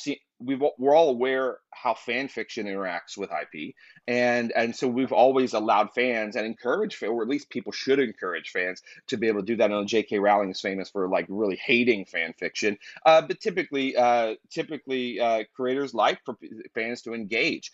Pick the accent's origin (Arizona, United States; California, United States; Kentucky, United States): Kentucky, United States; I'm from Kentucky. So I'm from the country